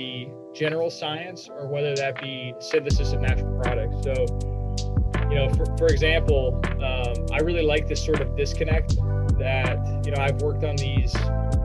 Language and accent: English; Indiana, United States; my dad went to school down here and I'm from Indiana